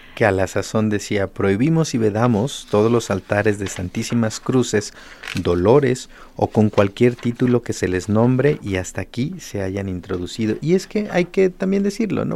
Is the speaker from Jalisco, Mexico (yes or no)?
yes; Guadalajara, Jalisco, Mexico; nos permiten a nosotros identificarnos como tapatíos y como habitantes de esta noble y leal ciudad de Guadalajara